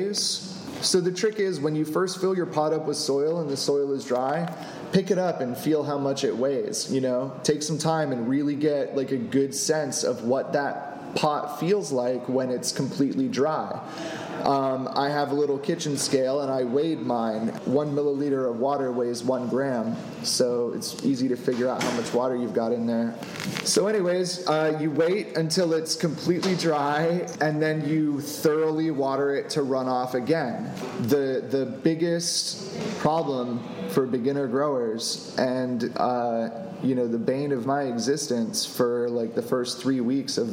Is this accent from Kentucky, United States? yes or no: no; Florida, United States; moved away; I'm from Florida